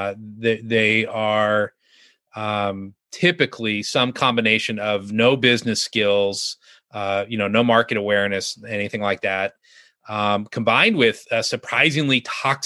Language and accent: English; Southern California, United States; moved away as an adult; now in Arkansas, United States; growing up in Southern California